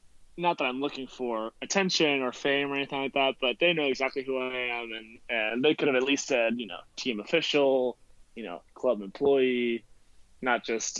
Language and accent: English; Venezuela; born there; Oh, no, I was born in Venezuela.